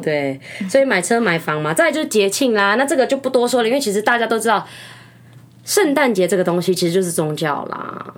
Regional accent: Taiwan; 其实像我们台湾人，我们， 我们甚至是结婚之前，我们就已经谈好我们要几个小孩了

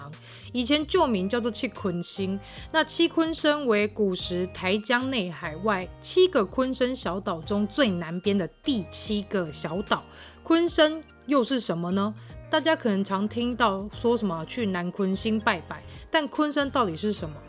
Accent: Tainan, Taiwan; 而妈妈跟爸爸都是湾里人，所以我说我是道地土生土长、血统非常纯正的湾里人都不为过啦。那湾里呢，距离高雄茄萣只有不到十分钟的距离哦，

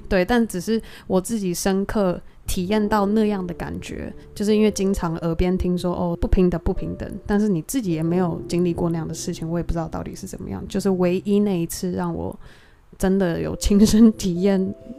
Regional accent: Taiwan; moved away; also born or lived in United States; 我过往在台湾长大

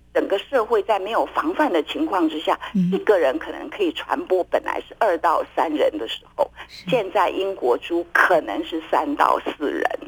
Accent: Taiwan; 我们台湾人

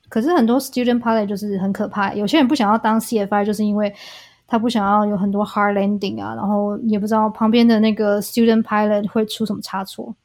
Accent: Taiwan; 我们台湾人

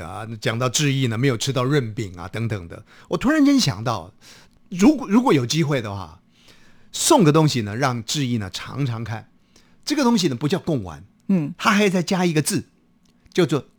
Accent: Hsinchu, Taiwan; 对对对对，那就是我家乡，是我做中介的。

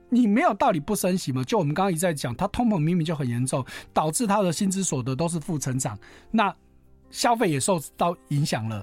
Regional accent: Taiwan; 我们台湾人非常喜欢买日本货嘛

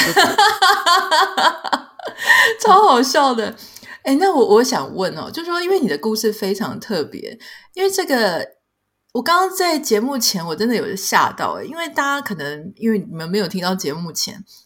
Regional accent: Taiwan; 我们台湾人

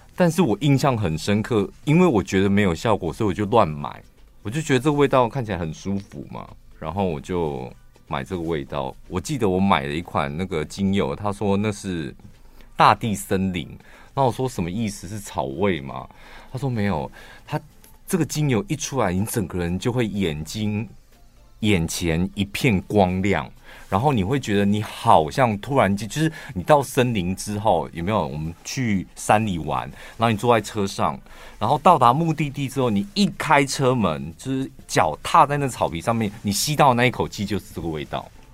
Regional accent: Taichung, Taiwan; 我身为台中人

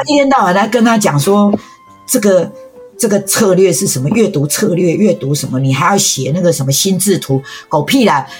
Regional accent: Taiwan; 我们台湾人

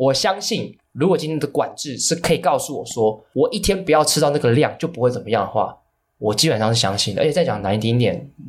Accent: Hong Kong; now in Taiwan; 我们都是香港出生的

